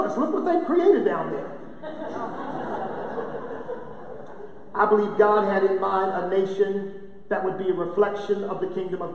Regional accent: United States; I am an American

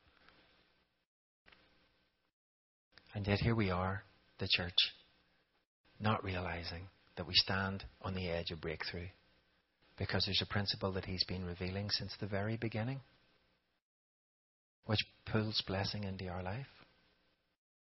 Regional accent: Ireland; moved away as an adult; now in Raleigh, United States; I'm from Ireland

